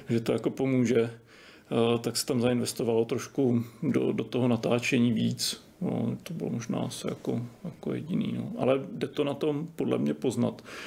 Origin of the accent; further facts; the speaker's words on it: Czechia; my jako Češi